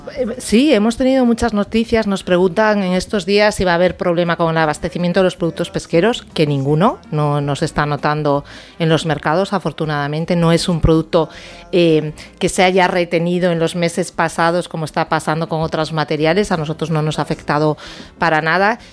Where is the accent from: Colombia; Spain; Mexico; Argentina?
Spain; Galicia; soy gallega, además, con lo cual en mi dieta ha estado desde muy niña.